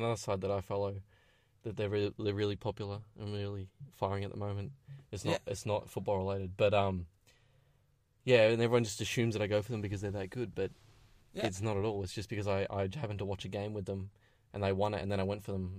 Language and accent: English; Melbourne, Victoria, Australia; being an Aussie